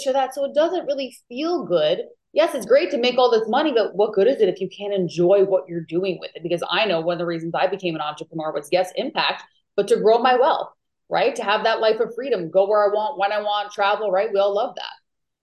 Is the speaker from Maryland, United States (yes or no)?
no; New York, United States; now in Maui, United States; I am originally from New York, but I actually live in Maui, Hawaii now